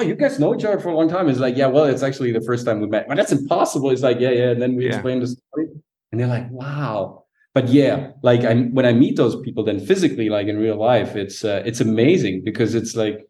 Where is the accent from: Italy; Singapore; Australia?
Italy; Sicily; Like, she's from Naples, right? I'm from Sicily.